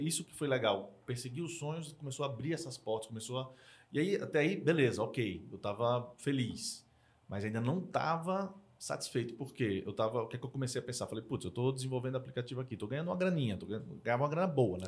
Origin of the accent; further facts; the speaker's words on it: Maceió, Alagoas, Brazil; moved away; eu sou nordestino, sou de Maceió, é, nasci, vivi lá boa parte da minha vida